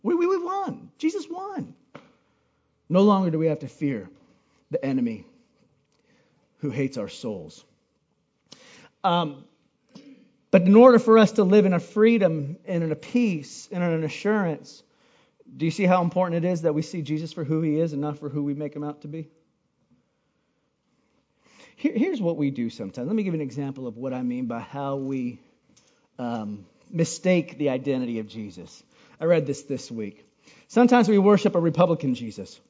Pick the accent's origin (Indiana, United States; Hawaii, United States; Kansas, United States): Hawaii, United States; moved away; growing up in Hawaii, one of the things that we loved to do was paddle canoe